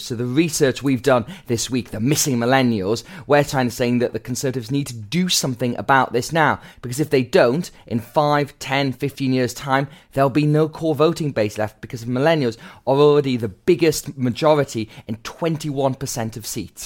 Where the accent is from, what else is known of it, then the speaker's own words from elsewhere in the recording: Gateshead, North East England, United Kingdom; growing up in Gateshead, a town that f, often had fallen into the Left Behind category.